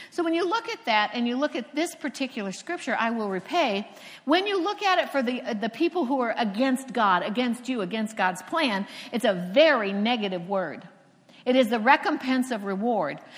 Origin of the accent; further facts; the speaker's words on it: Cocoa Beach, Florida, United States; first language English; I'm from Cocoa Beach, Florida, and I worked at a hotel where a lot of the astronauts came